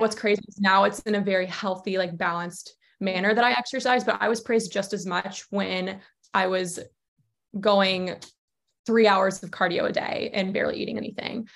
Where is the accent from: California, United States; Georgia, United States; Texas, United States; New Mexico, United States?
Georgia, United States; also born or lived in Charleston, South Carolina; now in Connecticut, United States; I'm originally from Georgia.